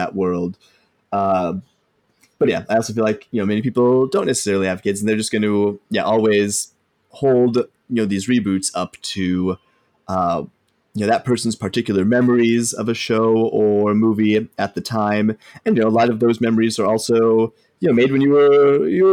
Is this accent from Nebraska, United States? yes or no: yes; Omaha, Nebraska, United States; we grew up in Omaha, Nebraska